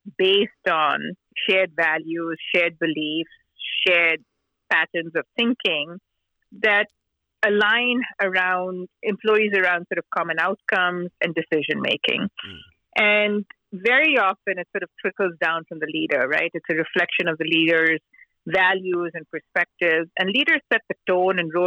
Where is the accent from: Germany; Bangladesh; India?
India; Mumbai, Maharashtra; moved away as an adult; I grew up in Mumbai, India